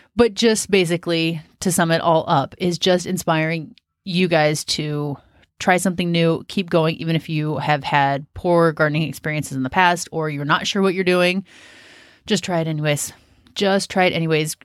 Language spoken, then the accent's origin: English; Washington, United States; moved away as an adult; also born or lived in Southern California / South Carolina; now in Western Oregon, United States; I'm from Washington State, which is very similar in climate to where we're at in Oregon.